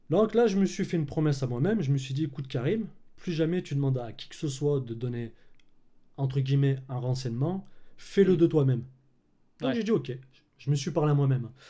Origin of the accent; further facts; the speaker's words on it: Clermont-Ferrand, Auvergne-Rhône-Alpes, France; Alors moi, là-bas, je suis de, bah, de Clermont-Ferrand.